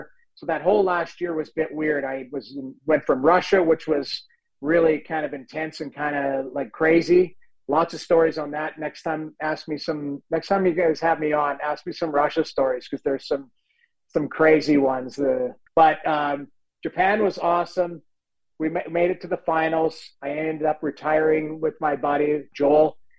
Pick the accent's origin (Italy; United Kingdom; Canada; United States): Canada; St. Albert, Alberta; moved away as an adult; the general manager of the Guildford Flames, who I grew up with from in St. Albert, Alberta, he played there and became the GM.